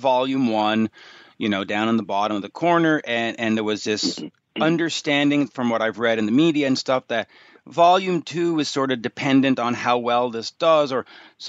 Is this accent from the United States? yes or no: no; Canada; in Canada, being Canadian myself